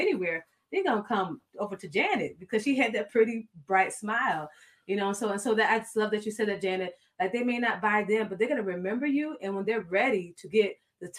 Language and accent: English; South Florida, United States; I'm from South Florida